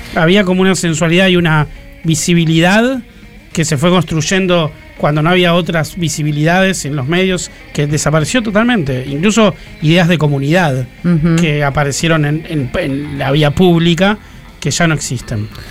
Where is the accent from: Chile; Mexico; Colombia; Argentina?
Argentina; Buenos Aires; also born or lived in Lanús / Gerli; nací en Barracas, a tres cuadras del Riachuelo